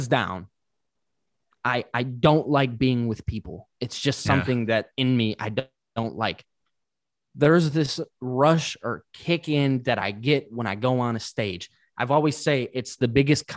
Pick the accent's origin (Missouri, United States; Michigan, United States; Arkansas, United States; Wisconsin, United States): Michigan, United States; Detroit; I love my hometown. I'm still here